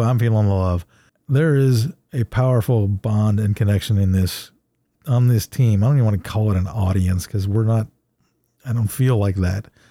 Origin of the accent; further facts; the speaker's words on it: Ohio, United States; I'm from Ohio, but I was never a Buckeye